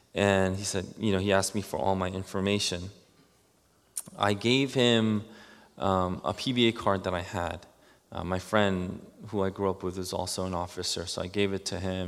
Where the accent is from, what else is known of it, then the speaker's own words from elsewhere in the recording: New York City, New York, United States; growing up in Queens